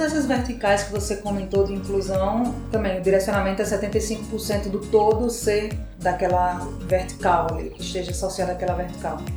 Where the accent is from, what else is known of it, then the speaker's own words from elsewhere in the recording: Natal, Rio Grande do Norte, Brazil; moved away as an adult; now in São Paulo, Brazil; Eu sou de Natal, Rio Grande do Norte.